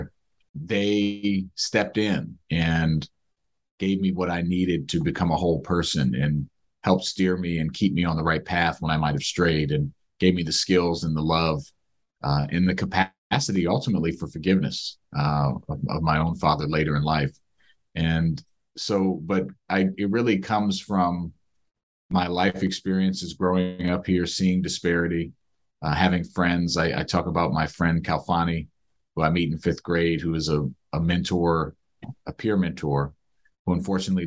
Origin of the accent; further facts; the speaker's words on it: Silver Spring, Maryland, United States; I grew up in the Silver Spring area, which is where much of this book is based, Silver Spring, Maryland, right outside of DC